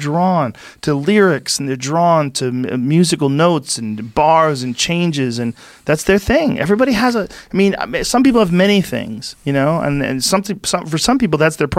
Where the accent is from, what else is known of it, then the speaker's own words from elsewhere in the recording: Boston, Massachusetts, United States; because I grew up in New England, and in Boston, everybody worked hard.